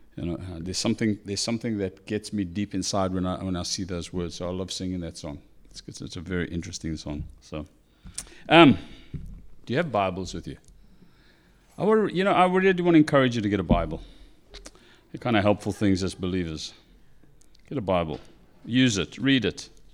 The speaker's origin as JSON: {"language": "English", "country": "South Africa", "moved": "yes", "said": "I'm South African"}